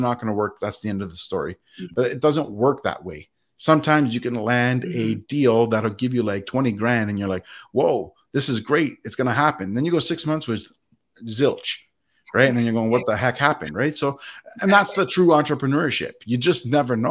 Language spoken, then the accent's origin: English; Canada; I was born in Canada